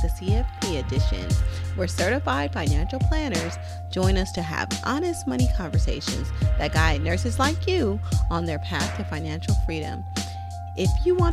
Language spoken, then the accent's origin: English; Oakland, California, United States; I grew up in West Oakland